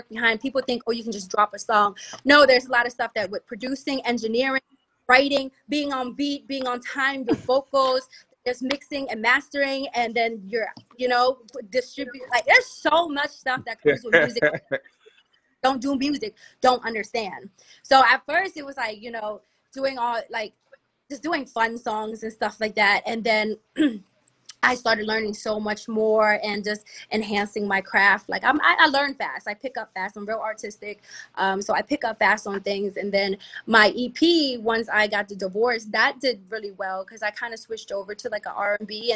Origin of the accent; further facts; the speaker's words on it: Capitol Heights, Maryland, United States; also born or lived in Silver Spring, Maryland / Atlanta; From Capitol Heights